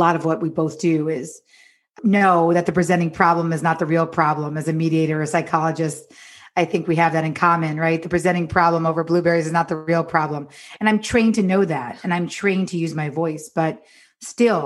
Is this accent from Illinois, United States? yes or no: no; New York, United States; moved away as an adult; now in Los Angeles, United States; I'm from New York, but I live in Los Angeles now